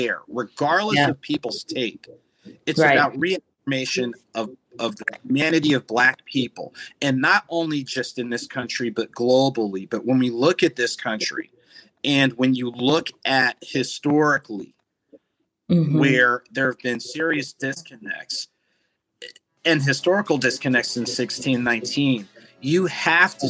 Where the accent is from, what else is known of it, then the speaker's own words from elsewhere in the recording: New Jersey, United States; growing up in New Jersey